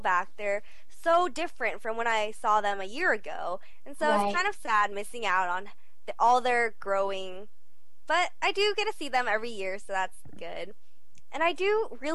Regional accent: Colorado, United States; also born or lived in Seoul, South Korea; I was born in Korea and moved to Colorado when I was 3

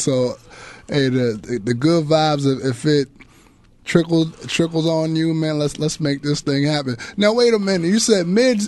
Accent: New York City, New York, United States; I'm from New York

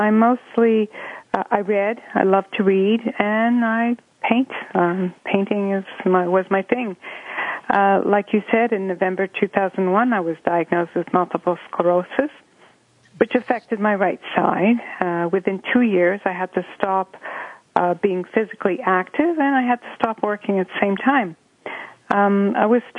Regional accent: Montreal, Quebec, Canada; I was born and bred in Montreal, Quebec

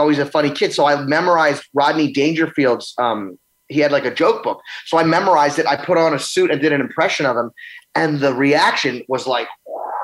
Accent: New Orleans, Louisiana, United States; I grew up in New Orleans.

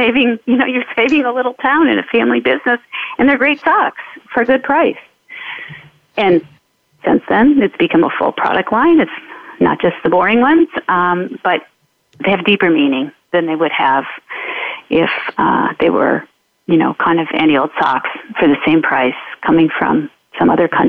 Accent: Detroit, Michigan, United States; moved away; I come from Detroit

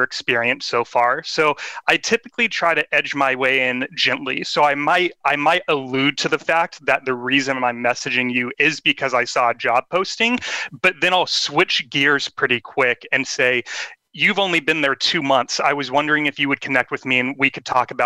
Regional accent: Sacramento, California, United States; my hometown, which is Sacramento, California.

